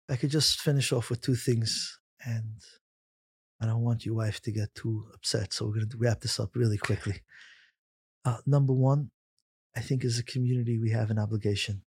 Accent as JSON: {"language": "English", "town": "New York City", "region": "New York", "country": "United States", "tie": "born or raised there", "said": "Growing up in Flatbush, I remember it clearly when we played outside in the summer around a quarter to six"}